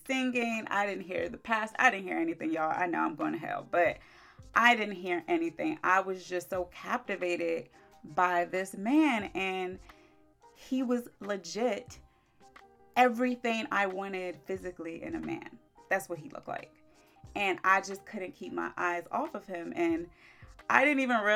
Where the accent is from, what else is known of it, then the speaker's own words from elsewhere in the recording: Maryland, United States; also born or lived in Orlando, Florida; I came back home to Maryland